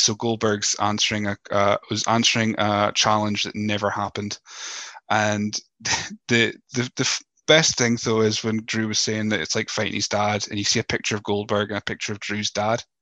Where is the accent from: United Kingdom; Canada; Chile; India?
United Kingdom; Scotland; accent: Scottish; my voice uh, as as Scottish as it may be